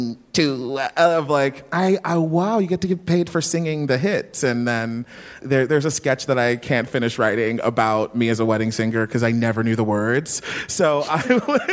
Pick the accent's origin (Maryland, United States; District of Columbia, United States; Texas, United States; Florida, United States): Maryland, United States; Baltimore; I'm from Baltimore